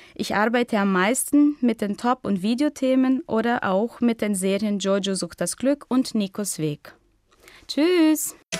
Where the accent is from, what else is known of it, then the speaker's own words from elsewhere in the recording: Brazil; German is a second language; Ich komme aus Brasilien und bin 1988 geboren